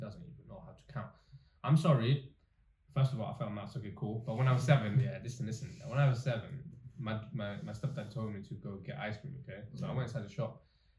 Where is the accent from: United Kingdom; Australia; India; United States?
India; So, I'm from that religion, I'm that caste, and I'm Indian.